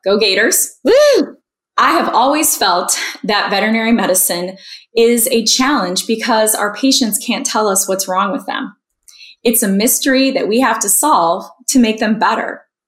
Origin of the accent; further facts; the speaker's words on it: Marco Island, Florida, United States; now in Chicago, United States; I'm a Florida native growing up on Marco Island